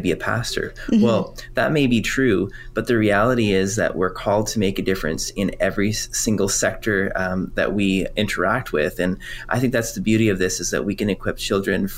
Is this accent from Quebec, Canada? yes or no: yes; Quebec, Canada; first language French; English is a second language; now in Ontario, Canada; I'm originally from Quebec, and French is my first language